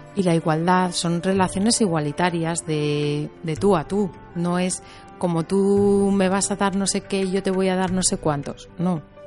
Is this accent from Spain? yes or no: yes; Teruel, Aragon, Spain; soy de Teruel, entonces se me nota.